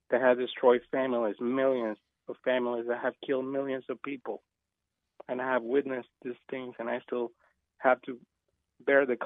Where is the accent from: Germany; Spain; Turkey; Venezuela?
Venezuela; now in United States; And as you know, I come from Venezuela. You think that what's going on is bad?